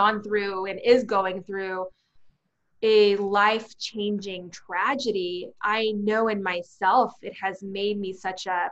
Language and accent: English; Arizona, United States; Arizona is my home. It's where my parents were born. It's where I was born. It's where my family lives to this day.